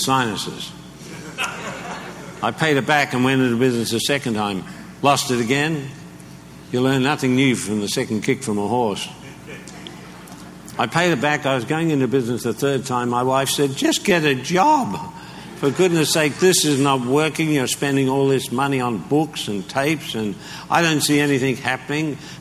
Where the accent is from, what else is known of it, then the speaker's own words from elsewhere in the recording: Australia; I'm Australian